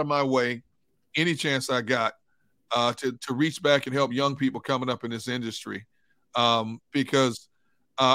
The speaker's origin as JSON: {"language": "English", "town": "Milwaukee", "region": "Wisconsin", "country": "United States", "tie": "born or raised there", "also_born_or_lived": "Pittsburgh", "moved": "as an adult", "said": "My oldest daughter was born in my hometown, Milwaukee"}